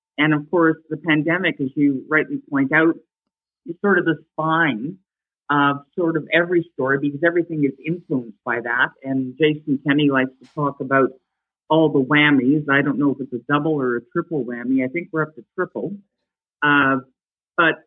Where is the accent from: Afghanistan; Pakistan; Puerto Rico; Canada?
Canada; Calgary, Alberta; moved away as an adult; also born or lived in Ottawa; born and raised in Calgary, even though I spent 7 glorious years in Ottawa, which I love